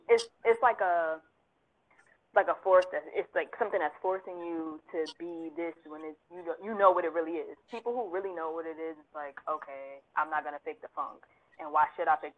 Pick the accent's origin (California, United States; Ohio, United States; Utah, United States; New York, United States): New York, United States; New York City; now in Chesapeake, United States; my location is Chesapeake, Virginia, but I hail from Harlem, New York City